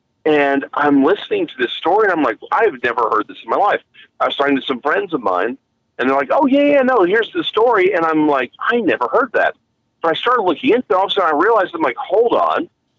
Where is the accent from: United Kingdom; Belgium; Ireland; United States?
United Kingdom; Scotland; Again, we're Scottish. We did our stuff on Christmas Eve.